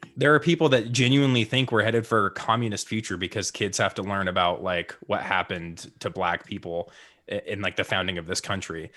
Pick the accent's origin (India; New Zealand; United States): United States; Utah; pretty much grew up in Utah